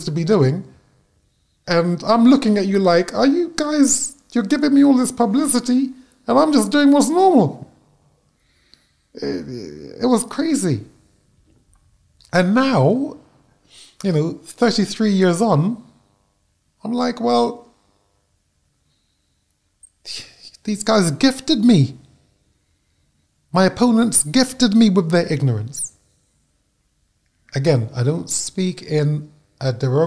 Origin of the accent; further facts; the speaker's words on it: United Kingdom; as a Brit